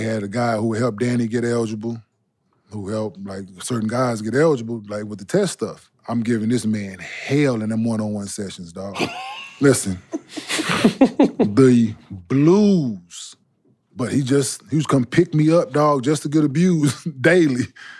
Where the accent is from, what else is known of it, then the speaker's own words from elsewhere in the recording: Dallas, Texas, United States; I'm from Oak Cliff, boy.